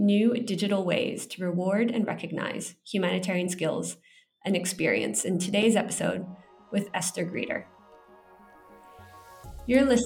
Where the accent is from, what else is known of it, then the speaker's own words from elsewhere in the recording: United States; I grew up in America